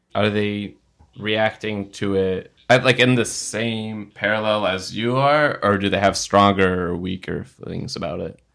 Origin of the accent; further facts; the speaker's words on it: United States; I was born in America. I have some family still in Palestine